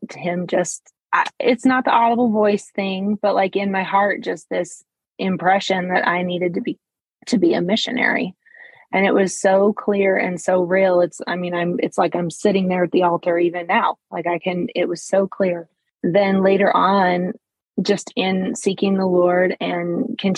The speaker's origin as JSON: {"language": "English", "region": "Montana", "country": "United States", "also_born_or_lived": "Mexico", "moved": "as an adult", "said": "I'm from Montana. So I moved back to Montana"}